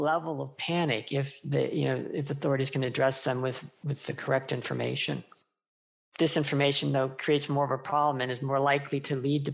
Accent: United States; my home country, the US

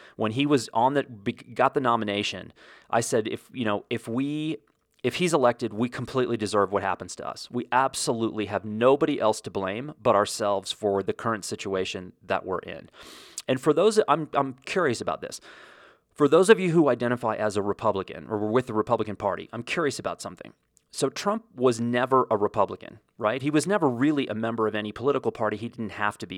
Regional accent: United States; as an American

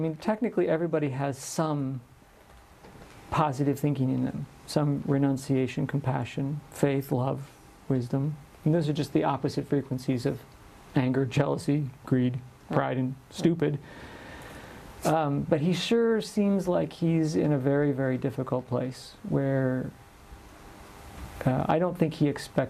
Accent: United States; I come from one part of the Americas. Where? The United States.

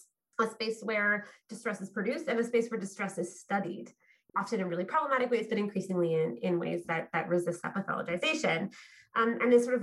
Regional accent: Fredericton, New Brunswick, Canada; I'm weathering COVID in my hometown of Fredericton, New Brunswick

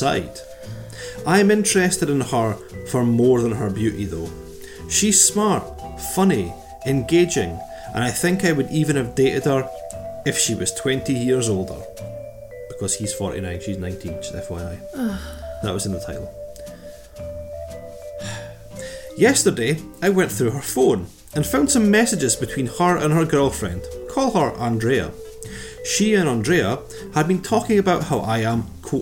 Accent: Scotland, United Kingdom; we're Scottish

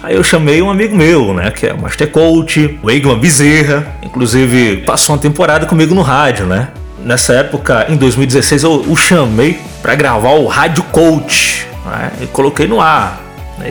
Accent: João Pessoa, Paraíba, Brazil; sou um paraibano sonhador mais pernambucano que você vai conhecer, tá? Nasci em João Pessoa

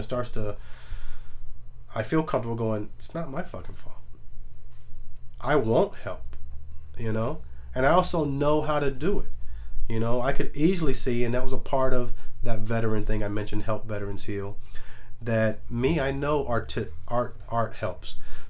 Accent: Macon, Georgia, United States; I grew up in Macon County. I was born in Macon, Georgia.

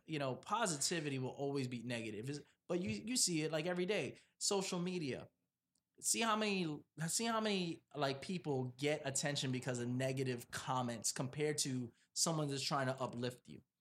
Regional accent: New York City, New York, United States; moved away; also born or lived in Providence, Rhode Island; I was born and raised in Brooklyn

